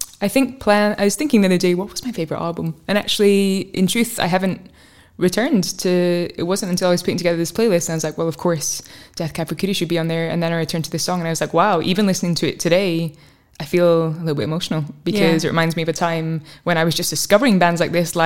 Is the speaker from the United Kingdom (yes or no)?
yes; Fife, Scotland, United Kingdom; where I grew up in Fife